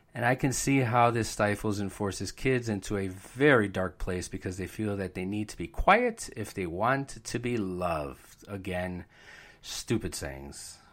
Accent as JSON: {"language": "English", "town": "Bridgeport", "region": "Connecticut", "country": "United States", "tie": "born or raised there", "said": "I was born and raised in Bridgeport"}